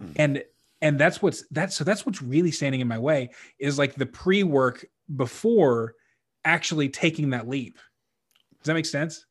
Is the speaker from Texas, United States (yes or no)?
yes; Texas, United States; I was raised Catholic in Texas where everybody's Southern Baptist